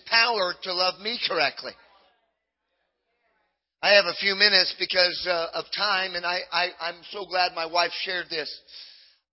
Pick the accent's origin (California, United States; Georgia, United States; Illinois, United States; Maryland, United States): California, United States; Southern; I grew up in Southern California